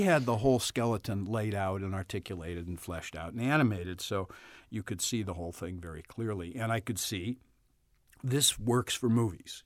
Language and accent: English; St. Louis, Missouri, United States; accent: Saint Louis; moved away; I'm from the Midwest. I'm from Saint Louis